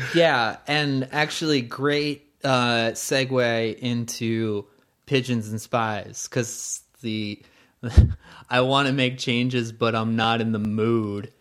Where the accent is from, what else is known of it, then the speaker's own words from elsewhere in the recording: United States; as an American